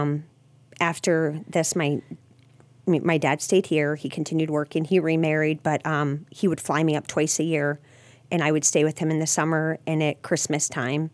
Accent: Massillon, Ohio, United States; I was born in Maslin

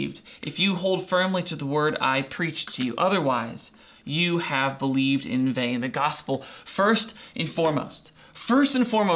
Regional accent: Doylestown, Ohio, United States; when I was growing up in Doylestown, I went to school in fifth grade

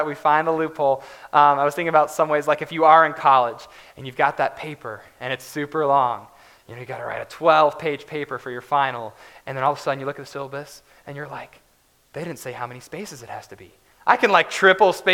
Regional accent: West Virginia, United States; I grew up in West Virginia, so all the roads there are basically curves

